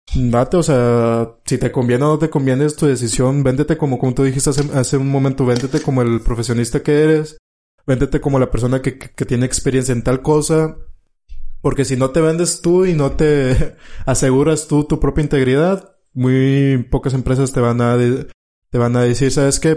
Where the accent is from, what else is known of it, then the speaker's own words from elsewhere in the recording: Mexico; tú sabes que como mexicano